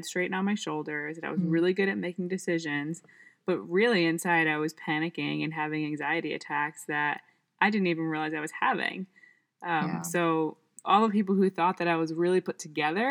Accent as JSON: {"language": "English", "region": "New York", "country": "United States", "moved": "as an adult", "lives_now": "Ypsilanti, United States", "said": "I'm from New York."}